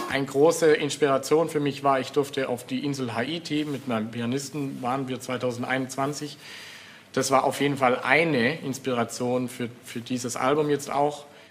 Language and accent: German; Swabian Jura, Baden-Württemberg, Germany; meine Heimat, die Splendor of Nature, für, die, für den Albtrauf und so und die Schwäbische Alb